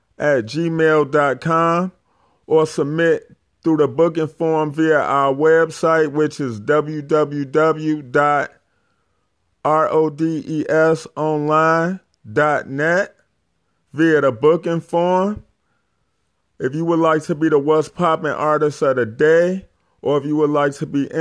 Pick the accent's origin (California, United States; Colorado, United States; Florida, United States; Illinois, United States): Illinois, United States; Chicago; I'm from Chicago as well